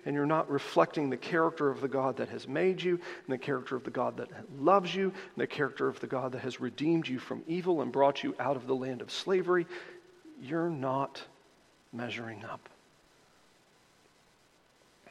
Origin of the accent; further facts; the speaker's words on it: the American South, United States; I am a Southerner